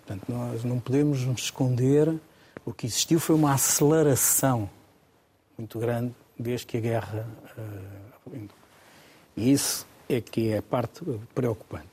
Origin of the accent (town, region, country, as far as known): Portugal